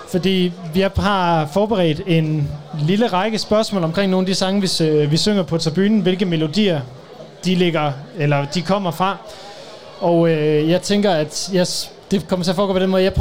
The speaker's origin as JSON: {"language": "Danish", "region": "North Denmark Region", "country": "Denmark", "said": "vi kommer fra Nordjylland"}